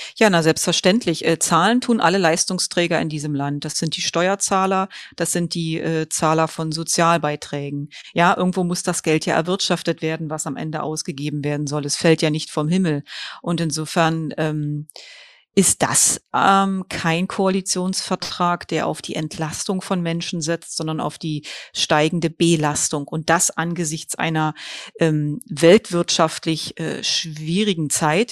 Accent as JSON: {"language": "German", "country": "Germany", "said": "hier bei uns in Deutschland"}